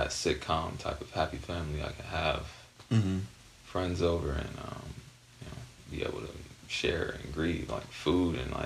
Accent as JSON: {"language": "English", "town": "Barstow", "region": "California", "country": "United States", "tie": "born or raised there", "said": "growing up in Barstow"}